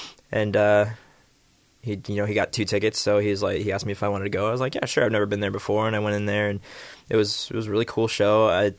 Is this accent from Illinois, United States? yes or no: yes; Schaumburg, Illinois, United States; Yeah, because I'm a suburb boy, so we had some family videos.